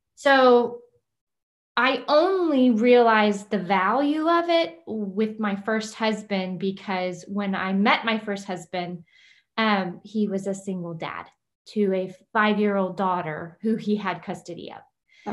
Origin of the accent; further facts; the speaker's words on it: Kingsville, Texas, United States; moved away as an adult; also born or lived in Houston, Texas; I was uh, raised around my grandparents in the Kingsville, Corpus Christi area